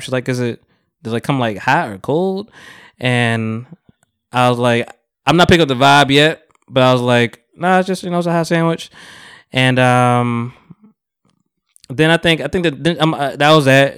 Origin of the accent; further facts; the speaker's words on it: Jamaica; moved away; I'm Jamaican